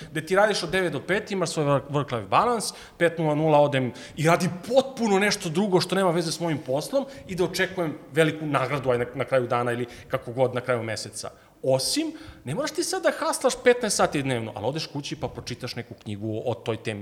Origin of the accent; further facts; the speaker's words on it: Southern Serbia, Serbia; dolazim iz Juga Srbije